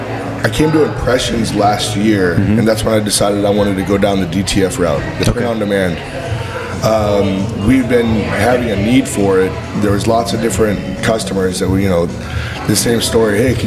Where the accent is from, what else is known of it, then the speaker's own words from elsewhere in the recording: Boulder City, Nevada, United States; moved away as an adult; also born or lived in Texas; Came back to my roots. I grew up right outside of Las Vegas in a little town called Boulder City. It's like where Hoover Dam's at.